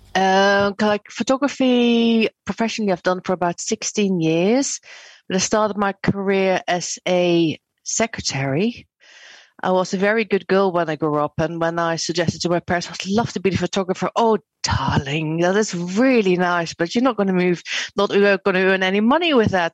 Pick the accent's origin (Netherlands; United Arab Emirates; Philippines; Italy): Netherlands; moved away as an adult; now in United Kingdom; I'm actually Dutch.